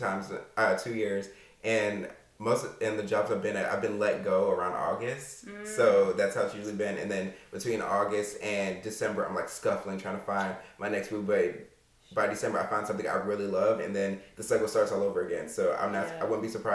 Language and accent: English; Alexandria, Virginia, United States; I grew up in Alexandria, Virginia.